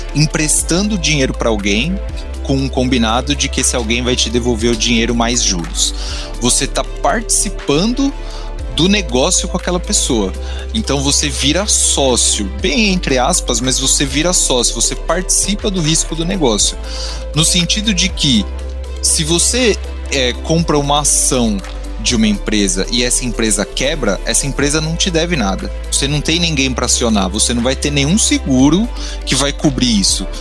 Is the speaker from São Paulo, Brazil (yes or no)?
yes; São Paulo, Brazil; also born or lived in Rio de Janeiro; eu sou de São Paulo